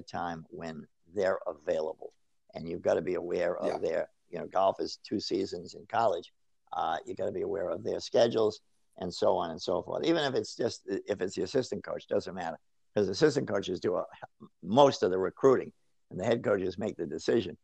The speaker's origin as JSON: {"language": "English", "region": "Rhode Island", "country": "United States", "moved": "yes", "said": "I'm from Rhode Island originally."}